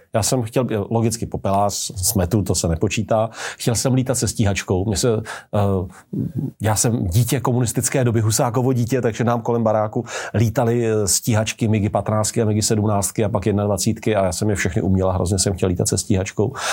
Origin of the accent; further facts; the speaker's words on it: Czechia; my Češi